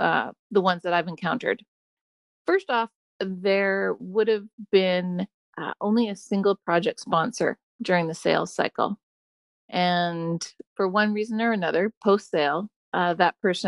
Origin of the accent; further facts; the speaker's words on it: British Columbia, Canada; also born or lived in Chicago; now in San Diego, United States; I'm originally from British Columbia, currently in San Diego, and got there via Chicago.